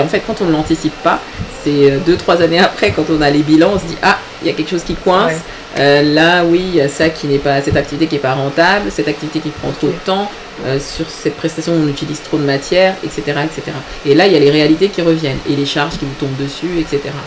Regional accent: Benin; now in Paris, France; je suis euh, d'origine béninoise, je suis du Bénin

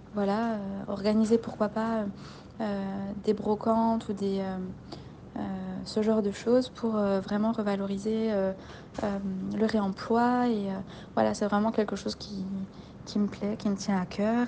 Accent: Belfort, Bourgogne-Franche-Comté, France; moved away; also born or lived in Mulhouse; je suis originaire de Belfort

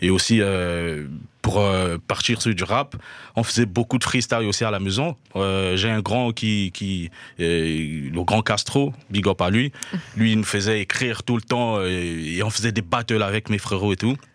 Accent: Haut-Ogooué, Gabon; also born or lived in Libreville; Je, je viens du Gabon, je suis né au Gabon, à Moinda. Du coup, j'ai grandi entre euh, Francéville et Libreville, la capitale.

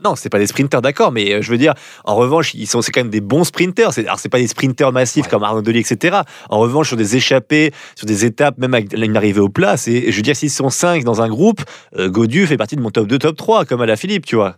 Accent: France; en tant que Français

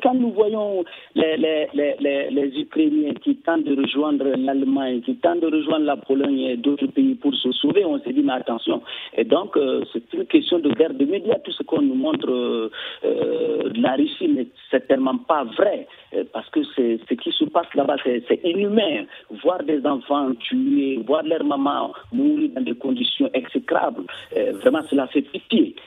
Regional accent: Burkina Faso; en tant que Burkinabé

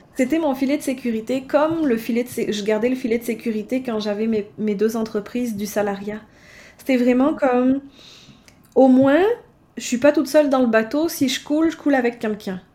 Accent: France; moved away as an adult; also born or lived in Baie-Comeau, Quebec, Canada; now in Canada; j'ai quitté la France pour venir m'installer au Canada en 2010.

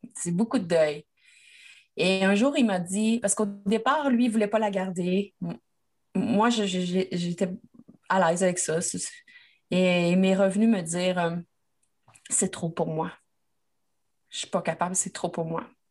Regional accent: Quebec, Canada; moi, je suis québécoise.

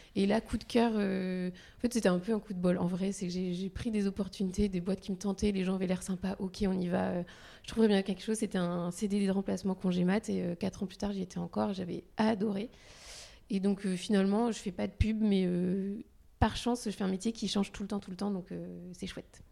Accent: Loir-et-Cher, Centre-Val de Loire, France; moved away as an adult; also born or lived in Paris; now in Nantes, France; je suis née dans le Loir-et-Cher. Et donc, j'ai grandi là

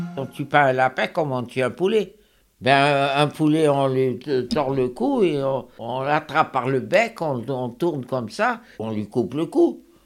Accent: Mostaganem Province, Algeria; Je suis né à Mostaganem

